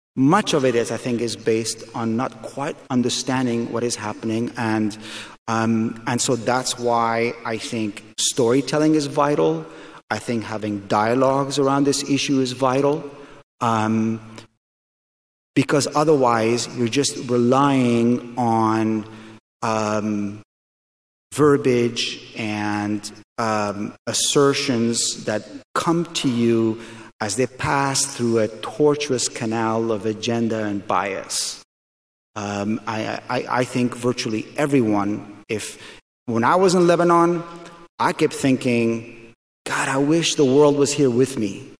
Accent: Afghanistan; moved away; I'm from Afghanistan

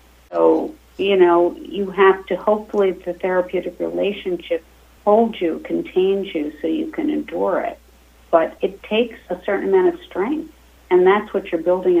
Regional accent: Pennsylvania, United States; now in New York, United States; I grew up in a small town in Pennsylvania

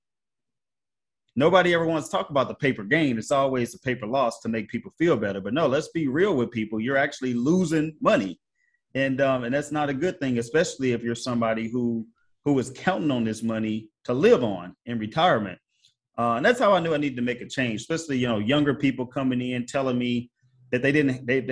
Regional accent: Missouri, United States; my home state of Missouri

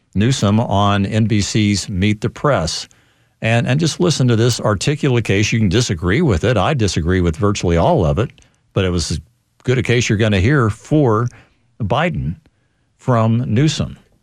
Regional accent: Missouri, United States; moved away; my home state of Missouri

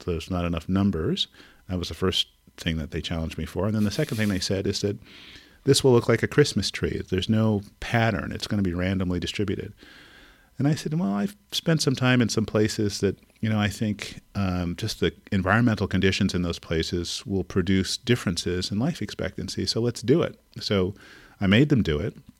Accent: Montreal, Quebec, Canada; moved away as an adult; now in California, United States; I grew up in Montreal, Canada in the sixties, seventies, and eighties

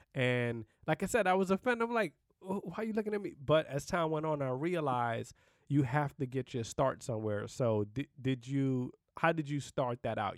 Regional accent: New York City, New York, United States; I'm from Brooklyn, New York

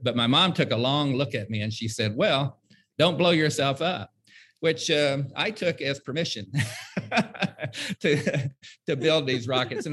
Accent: West Virginia, United States; now in Huntsville, Alabama, United States; a memoir of me growing up in West Virginia and building rockets

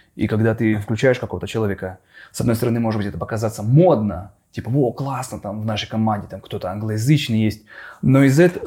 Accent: Khabarovsk, Khabarovsk Krai, Russia; moved away; я из Хабаровска

